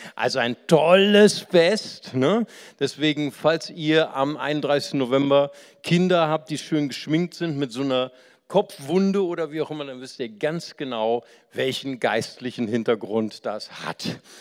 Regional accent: Germany; bei uns in Deutschland

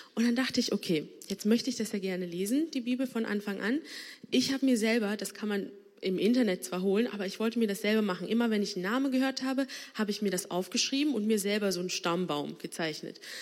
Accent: Bonn, North Rhine-Westphalia, Germany; ich bin hier gebürtige Bonnerin. Ähm, meine Eltern kommen aber aus Sri Lanka

